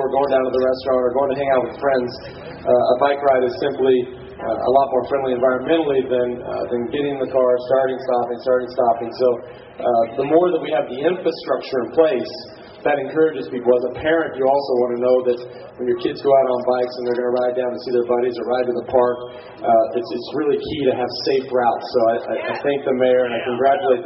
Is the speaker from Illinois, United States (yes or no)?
no; Texas, United States; I grew up in Texas